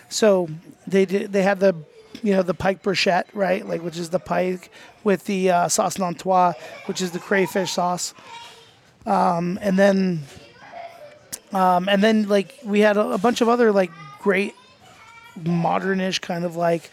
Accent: United States; I'm American, I don't speak your language.

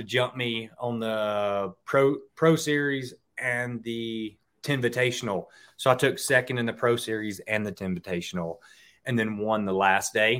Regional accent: Mississippi, United States; I grew up in Mississippi

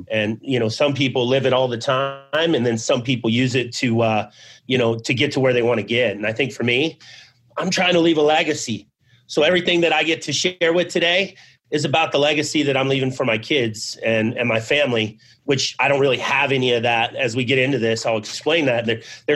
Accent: Abbeville, Louisiana, United States; moved away; also born or lived in Ely, Nevada / Arizona; I was born in Abbeville, Louisiana

